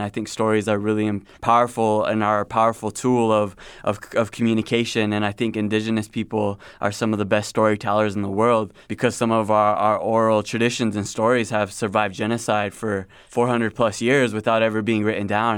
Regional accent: South Dakota, United States; I was born and raised in South Dakota

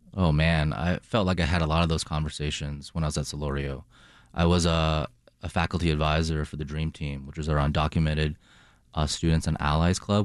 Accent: Boston, Massachusetts, United States; moved away as an adult; also born or lived in China / Toronto, Canada; now in Chicago, United States; I grew up in China, spent a minute in Toronto, and grew up, uh, in my childhood in Boston.

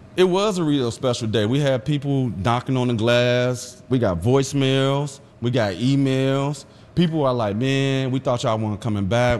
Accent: Chicago, Illinois, United States; I grew up in West Garfield Park area

